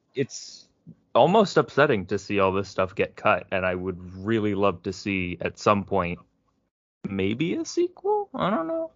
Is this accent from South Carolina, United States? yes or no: no; Prince George's County, Maryland, United States; it's a PG County thing too, which is where I'm from